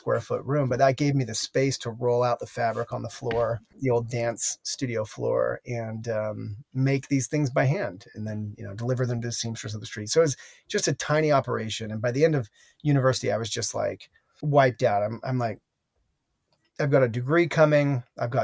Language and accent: English; Salt Lake City, Utah, United States; also born or lived in Connecticut; I grew up in Salt Lake City, Utah, in the same home all the way from my birth to through college